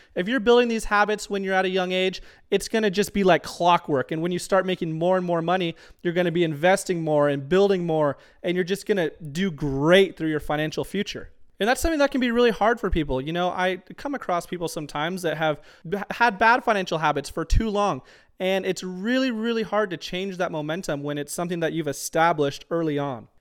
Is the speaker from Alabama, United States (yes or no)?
no; Tucson, Arizona, United States; moved away as an adult; now in Auburn, United States; I'm originally from Tucson, Arizona. We lived in Tucson for about eighteen years